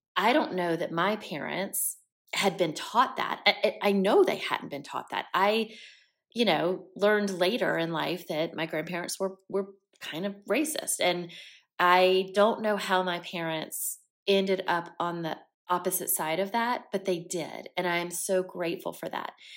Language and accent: English; Columbia, South Carolina, United States; also born or lived in Aiken, South Carolina; I grew up in South Carolina, born and raised, heart of the South, deep South, was raised in Columbia, South Carolina